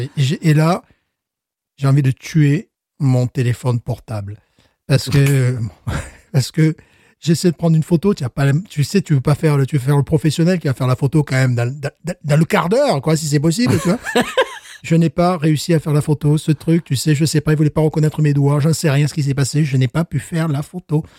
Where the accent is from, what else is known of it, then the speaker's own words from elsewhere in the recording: France; now in United States; je suis French teacher, je suis français, je suis européen